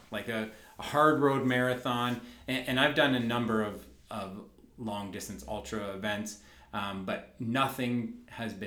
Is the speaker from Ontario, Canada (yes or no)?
yes; Dundas, Ontario, Canada; I was born and raised in Dundas